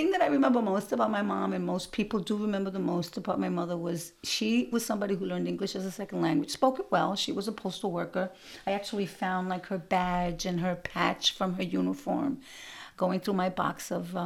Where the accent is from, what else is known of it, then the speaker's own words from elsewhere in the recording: New York City, New York, United States; growing up in Brooklyn in the 60s and 70s